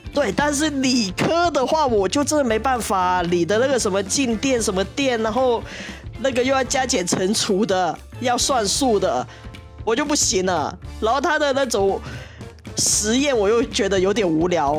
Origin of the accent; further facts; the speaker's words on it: Hong Kong; 我香港人念书是不会管到这一块